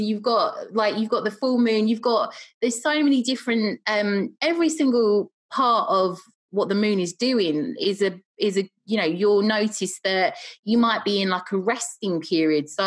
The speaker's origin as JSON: {"language": "English", "region": "London", "country": "United Kingdom", "moved": "yes", "said": "I'm originally from London"}